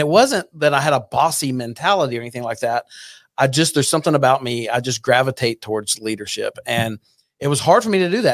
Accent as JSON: {"language": "English", "town": "Burleson", "region": "Texas", "country": "United States", "tie": "born or raised there", "also_born_or_lived": "Fort Worth", "said": "grew up in Burleson"}